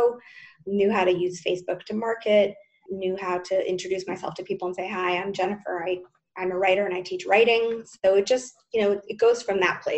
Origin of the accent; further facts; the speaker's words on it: United States; moved away as an adult; also born or lived in New York; now in Tel Aviv, Israel; I'm American, living in Israel, living in Tel Aviv